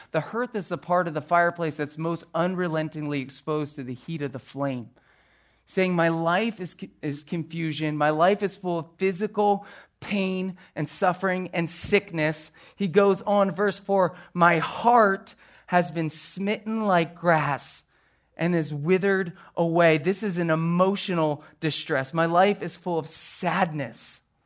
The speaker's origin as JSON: {"language": "English", "town": "Philadelphia", "region": "Pennsylvania", "country": "United States", "tie": "born or raised there", "said": "growing up on the East Coast and in the Philadelphia area"}